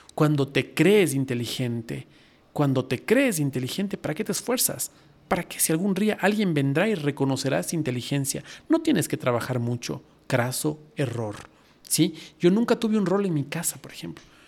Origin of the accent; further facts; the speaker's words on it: Ecuador; la, moneda en esa época en mi país era el sucre